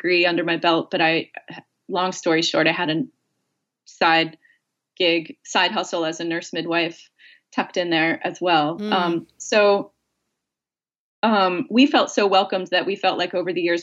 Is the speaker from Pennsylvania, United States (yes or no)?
yes; outside of Philadelphia, Pennsylvania, United States; now in Maine, United States; I grew up outside of Philadelphia.